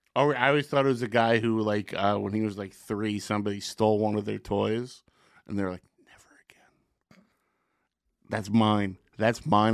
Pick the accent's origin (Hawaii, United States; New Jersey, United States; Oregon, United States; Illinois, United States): New Jersey, United States; Secaucus; growing up in Secaucus